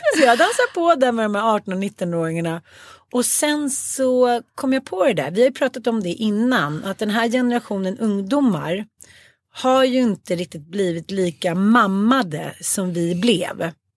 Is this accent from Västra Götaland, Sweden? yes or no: no; Stockholm, Stockholm County, Sweden; Jag kommer ju från Farsta